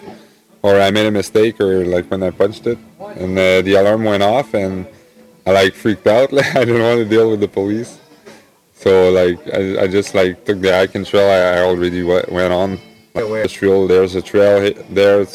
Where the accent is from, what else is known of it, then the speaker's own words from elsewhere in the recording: Gatineau, Quebec, Canada; moved away as an adult; I'm from Gatineau, Quebec